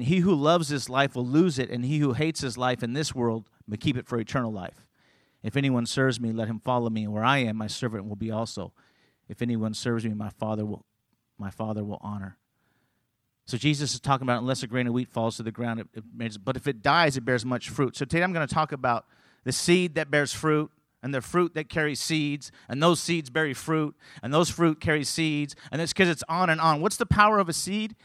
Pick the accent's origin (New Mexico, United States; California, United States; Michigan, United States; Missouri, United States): California, United States; moved away; I was born and raised in California